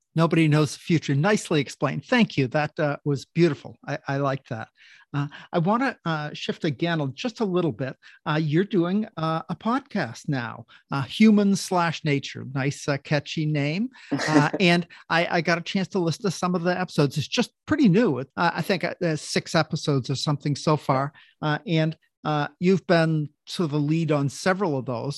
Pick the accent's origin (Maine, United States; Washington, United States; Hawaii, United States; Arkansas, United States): Maine, United States; Oakland; now in Tacoma, United States; I grew up in Oakland, Maine.